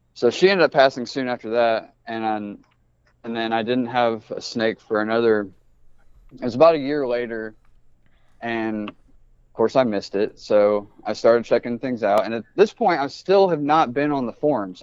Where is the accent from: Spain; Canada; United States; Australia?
United States; Indianapolis, Indiana; also born or lived in Brazil, Indiana; I grew up in Indianapolis